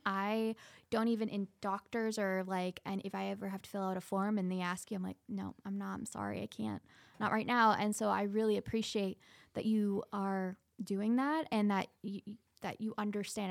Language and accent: English; Scotland, United Kingdom; moved away; I'm from Scotland. I was born there.